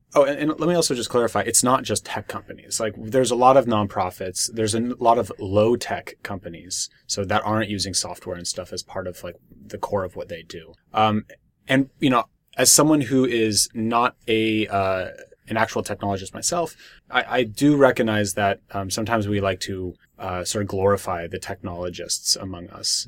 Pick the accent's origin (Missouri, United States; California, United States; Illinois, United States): California, United States; Berkeley; I'm someone who's born and raised in Berkeley